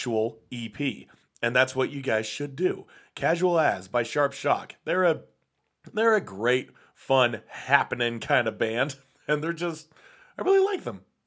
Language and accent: English; Salt Lake City, Utah, United States; my hometown, that being Salt Lake City